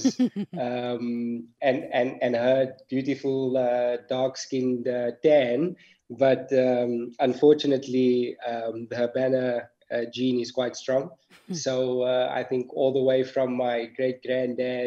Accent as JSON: {"language": "English", "town": "Johannesburg", "region": "Gauteng", "country": "South Africa", "tie": "born or raised there", "moved": "as an adult", "lives_now": "Qatar", "said": "Growing up in Johannesburg, it was Brian and I always went to the same school until high school"}